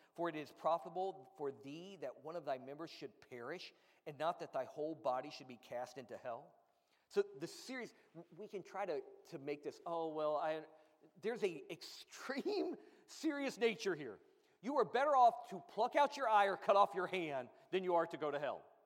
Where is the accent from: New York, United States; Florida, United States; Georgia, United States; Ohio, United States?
Florida, United States; I grew up in Florida